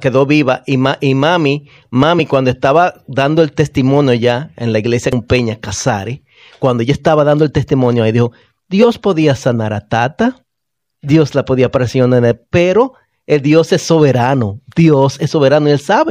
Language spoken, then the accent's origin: Spanish; Bonao, Monseñor Nouel, Dominican Republic; moved away; En mi pueblo natal, Bonao